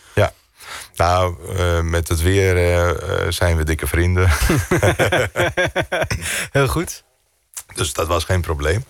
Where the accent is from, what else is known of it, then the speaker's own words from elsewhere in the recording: Greece; also born or lived in Netherlands; zo ben ik in Griekenland opgegroeid